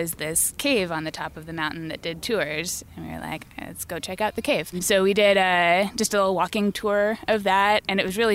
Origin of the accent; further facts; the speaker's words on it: Petaluma, California, United States; moved away as an adult; now in Los Angeles, United States; I grew up in Northern California, a little town called Petaluma, north of San Francisco